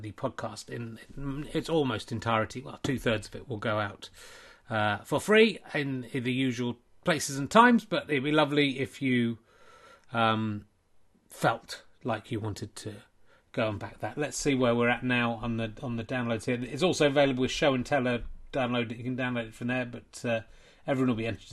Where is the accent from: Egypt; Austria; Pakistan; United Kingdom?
United Kingdom; Yorkshire and the Humber; I'm from Yorkshire.